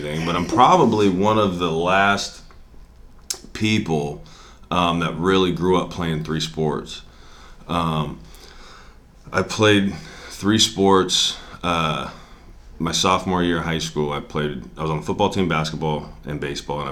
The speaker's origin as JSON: {"language": "English", "town": "Spanaway", "region": "Washington", "country": "United States", "tie": "born or raised there", "said": "I'm from here. I grew up in Spanaway. Went to Bethel High School, went to University of Washington"}